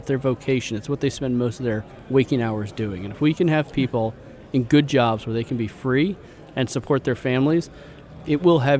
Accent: Silicon Valley, California, United States; moved away; also born or lived in Idaho; I grew up in Silicon Valley

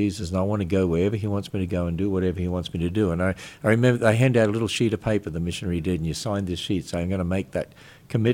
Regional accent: Queensland, Australia; moved away as an adult; also born or lived in Cairns, Queensland / Innisfail, Queensland; now in United States; I was brought up in Australia, which is a very pagan country

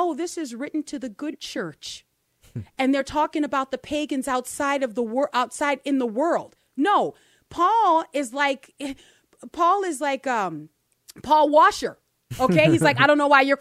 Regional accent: New Orleans, Louisiana, United States; growing up in New Orleans, where it's pretty decadent in our city

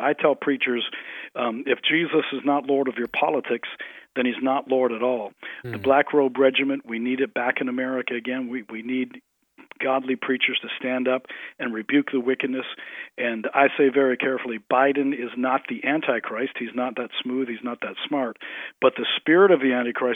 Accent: Canada; moved away as an adult; now in Collinsville, United States; I grew up in Canada.

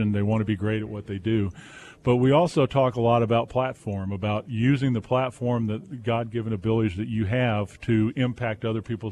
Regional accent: Southern California, United States; I grew up in Southern Cal

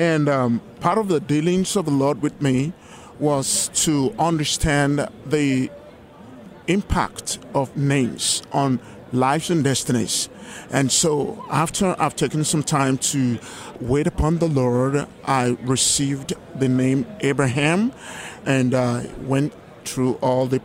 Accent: Lagos, Nigeria; moved away; And I was born in Lagos, Nigeria, some 57 years ago.

